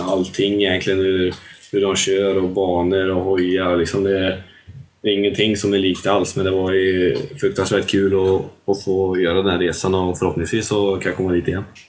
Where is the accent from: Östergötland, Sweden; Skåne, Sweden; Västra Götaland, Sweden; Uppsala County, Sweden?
Västra Götaland, Sweden; Tibro; Jag är väl uppvuxen här ute i Sandhålan som vi har här i Tibro